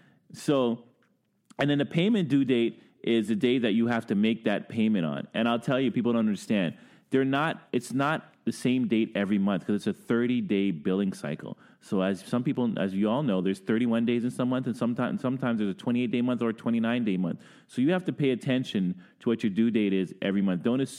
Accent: Brooklyn, New York, United States; now in Ottawa, Canada; I've been here 20 plus years. I'm from Brooklyn.

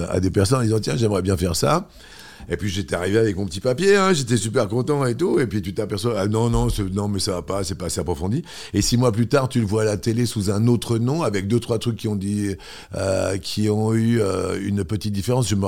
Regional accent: Toulouse, Occitania, France; quand tu arrives de ta province, enfin, moi, je suis arrivé de Toulouse

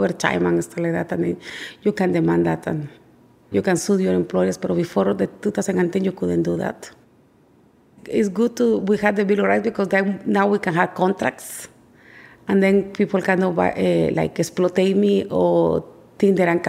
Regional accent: Guatemala City, Guatemala Department, Guatemala; now in Brooklyn, United States; I am original from Guatemala City, and I live in Brooklyn, New York, and I work in Manhattan as a nanny for the past 15 years of my life.

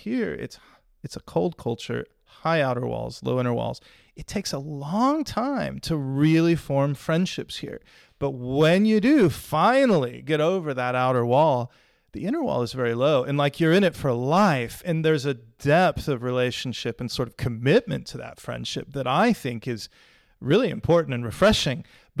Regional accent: United States; now in England, United Kingdom; Mexican food. I grew up in Mexican food heaven, and I've struggled to find anything quite like it here in England.

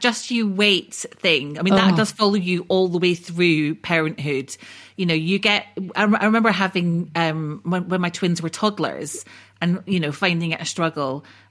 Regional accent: Scotland, United Kingdom; Oh, I'm actually Scottish

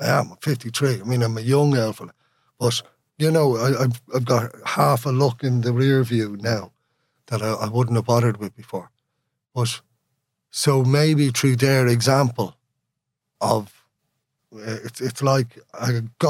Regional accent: Dublin, Leinster, Ireland; first language Irish; English is a second language; I grew up in Sandyman, but I tried to talk like someone from Ringsend

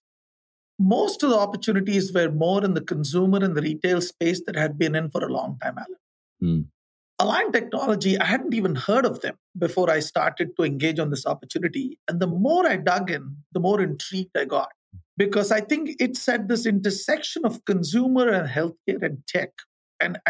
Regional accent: India; moved away as an adult; also born or lived in Thailand / Cincinnati / Fayetteville, Arkansas / Manila, Philippines; I grew up in India.

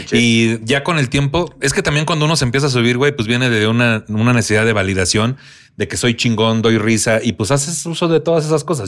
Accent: Tampico, Tamaulipas, Mexico; moved away; allá en Tampico, en mi tierra

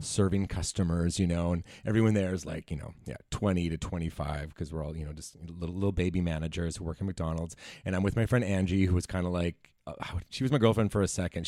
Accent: Langley, British Columbia, Canada; I'm from Langley, B C

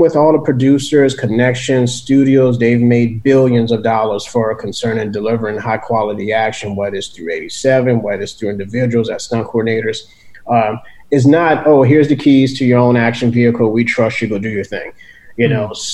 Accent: New Orleans, Louisiana, United States; growing up in New Orleans

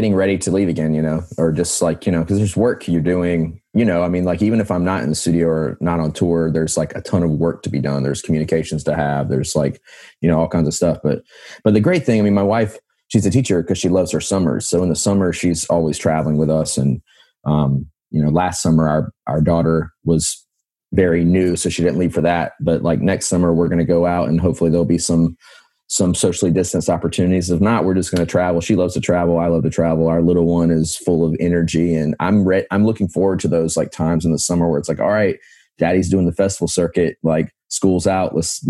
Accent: the Carolinas, United States; Man, I'm from the Carolinas, so I got my start kind of, that was one of the places I would email.

